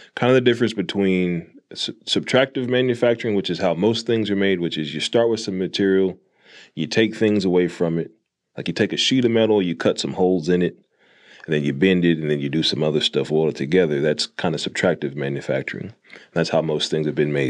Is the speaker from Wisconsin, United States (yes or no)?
no; Jonesboro, Arkansas, United States; also born or lived in Fayetteville, Arkansas; the first factory I worked at was for Frito Lay in my hometown